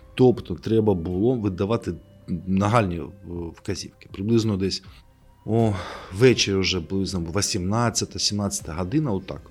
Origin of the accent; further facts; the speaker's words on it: Kharkiv, Kharkiv Oblast, Ukraine; moved away; also born or lived in Kyiv; це моє рідне місто